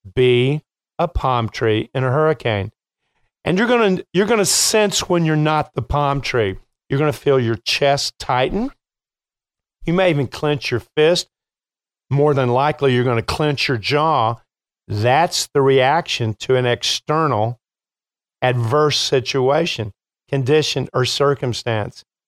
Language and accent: English; Kentucky, United States; now in Chicago, United States; I'm from Kentucky